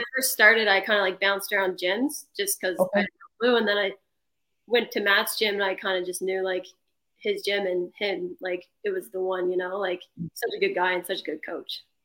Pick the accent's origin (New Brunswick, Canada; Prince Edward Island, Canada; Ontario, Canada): Prince Edward Island, Canada; also born or lived in Souris (ASR 'Surrey'), Prince Edward Island; I just stayed here. I played midget AAA growing up